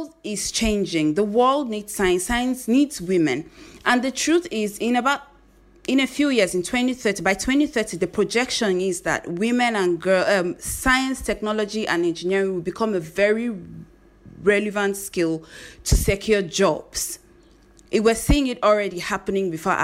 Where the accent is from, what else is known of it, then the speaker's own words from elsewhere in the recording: Zaria, Kaduna State, Nigeria; I grew up in northern Nigeria. I grew up in Zaria, in Kaduna State.